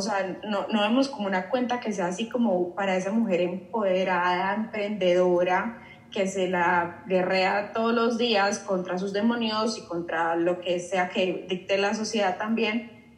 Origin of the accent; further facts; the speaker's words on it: Colombia; moved away; also born or lived in Mexico; yo soy colombiana